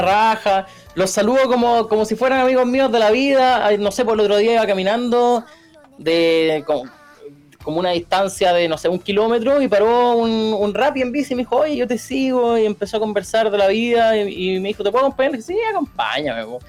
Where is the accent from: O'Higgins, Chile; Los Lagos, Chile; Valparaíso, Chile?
O'Higgins, Chile; Rancagua; yo soy de, yo soy, no sé si soy del sur, soy de Rancagua